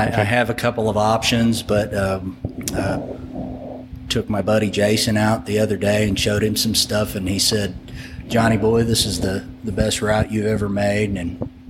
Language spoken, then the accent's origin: English; Illinois, United States; moved away as an adult; now in Norman, United States; No, I'm originally from Illinois. I've lived in Oklahoma for 17 years.